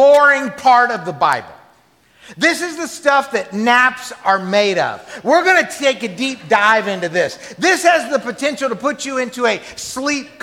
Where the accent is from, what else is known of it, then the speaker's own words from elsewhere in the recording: the South, United States; I grew up in the South